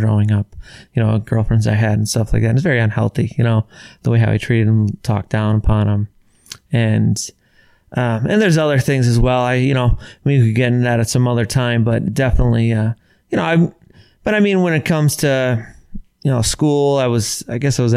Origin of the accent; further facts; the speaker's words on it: Carbondale, Pennsylvania, United States; I was born in Carbondale, Pennsylvania, just outside of Scranton, Lackawanna County, like northeastern